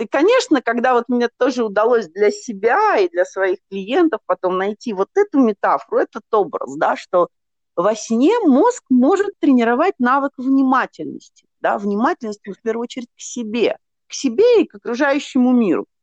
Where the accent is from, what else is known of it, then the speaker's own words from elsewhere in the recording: Nizhny Novgorod, Nizhny Novgorod Oblast, Russia; я из Нижнего Новгорода сама